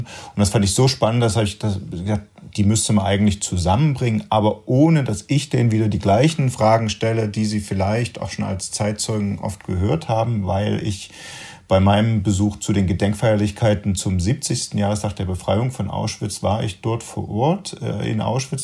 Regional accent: Germany; als Deutscher und als Nachgeborener

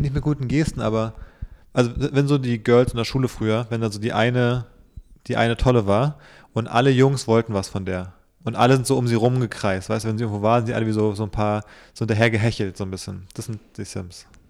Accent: Berlin, Germany; als gebürtiger Berliner

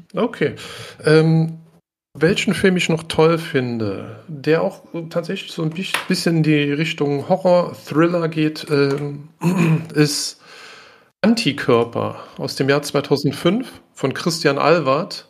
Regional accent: Germany; als Deutscher

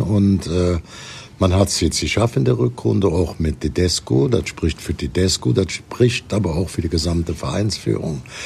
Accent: Cologne, North Rhine-Westphalia, Germany; bei uns in Köln

